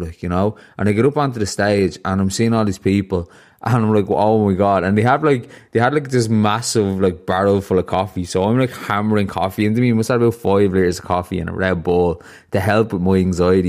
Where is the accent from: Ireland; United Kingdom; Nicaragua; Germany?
Ireland; I grew up in Ireland